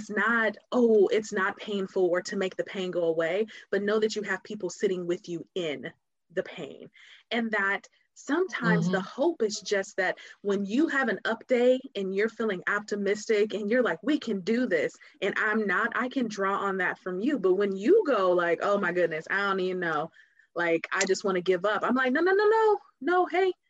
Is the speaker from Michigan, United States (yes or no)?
yes; Detroit, Michigan, United States; now in Cincinnati, United States; So we grew up in Detroit